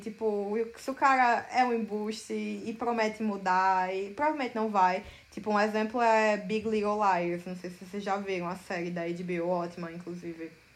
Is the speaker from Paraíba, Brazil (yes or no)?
yes; Campina Grande, Paraíba, Brazil; moved away as an adult; now in São Paulo, Brazil; nasci em Campina Grande, na Paraíba, mas me mudei para São Paulo em 2016 para estudar cinema e animação na FAP.